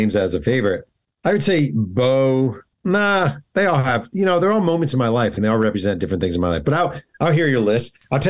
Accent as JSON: {"language": "English", "region": "New York", "country": "United States", "said": "I'm from New York"}